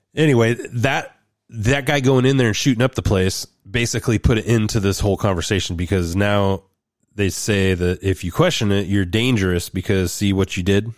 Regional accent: Roseburg, Oregon, United States; my hometown of Roseburg at the community college up in Oregon

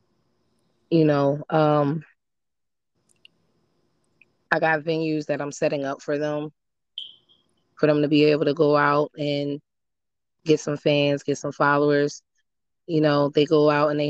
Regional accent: Wilmington, Delaware, United States; moved away; also born or lived in Georgia; when I came home from Georgia to Delaware, because that's where I'm from. I went downtown Wilmington in the areas that I used to live in.

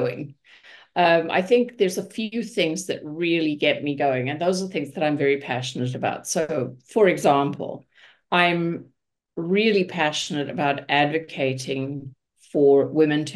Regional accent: Johannesburg, Gauteng, South Africa; moved away as an adult; also born or lived in Munich, Germany / Vancouver, Canada; now in Hamilton, Canada; So I was born in South Africa. I was born in Johannesburg. I lived in Johannesburg, finished my schooling there.

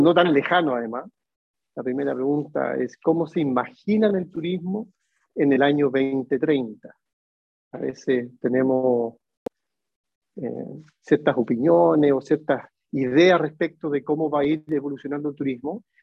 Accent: Chile; moved away as an adult; now in Barcelona, Spain; soy de Chile, pero vivo hace tres años en Barcelona.

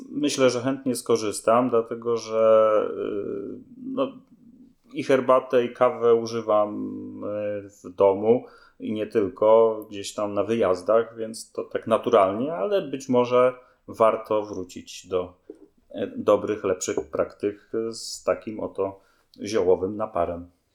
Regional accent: Poznań, Greater Poland, Poland; moved away as an adult; now in Sobótka, Poland; jestem poznańską pyrą

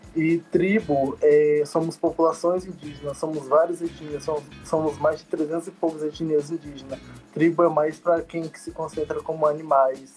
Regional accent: Espírito Santo, Brazil; moved away as an adult; now in Brasília, Brazil; Eu sou do Espírito Santo, da aldeia Caeiras Eras, barra Irajá, que é divisa

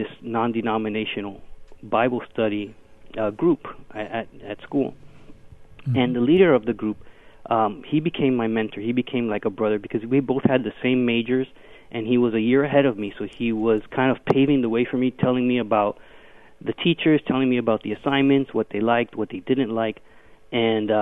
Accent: Miami, Florida, United States; I'm a first-generation American. My parents are Cuban. They fled Cuba in the 1950s, early 60s, fleeing communism, Fidel Castro's communism. And I was born in Miami, Florida

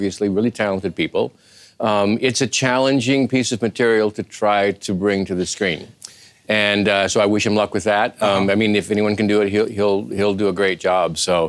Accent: Eastern Washington, United States; I grew up in Eastern Washington, and this is where this wine is made

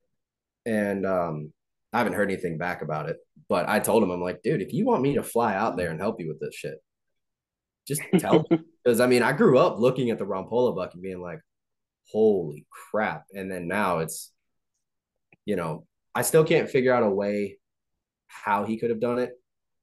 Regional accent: Illinois, United States; moved away; also born or lived in the South; growing up in Illinois, me and my dad would go out to this game preserve by the house

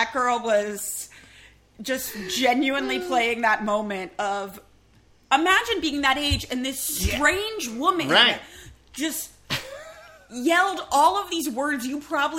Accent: Massachusetts, United States; moved away; also born or lived in Southern California; I grew up in Massachusetts. It was not a pageanty place. And when I moved to Southern California

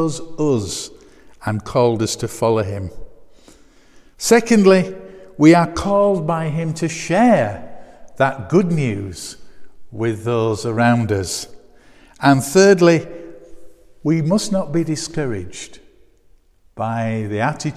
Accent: Bradford, Yorkshire and the Humber, United Kingdom; I'm from Bradford

